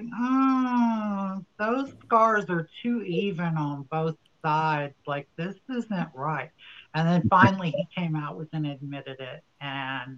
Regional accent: New Orleans, Louisiana, United States; now in Los Angeles, United States; I'm from New Orleans, Louisiana, and I am a stand-up comedian in the greater Los Angeles area

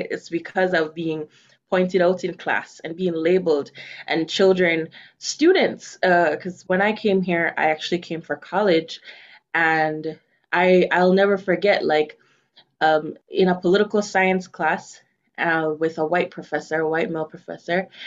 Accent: Jamaica; accent: Jamaican; now in United States; You know, I started speaking more of my Jamaican accent because of UndocuBlack.

